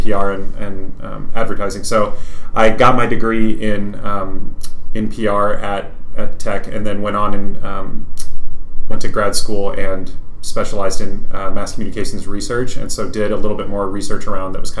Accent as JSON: {"language": "English", "town": "Fredericksburg", "region": "Texas", "country": "United States", "tie": "born or raised there", "also_born_or_lived": "Lubbock, Texas", "moved": "as an adult", "lives_now": "Dallas, United States", "said": "I'm from the Hill Country. So if you know where Fredericksburg is, Fredericksburg"}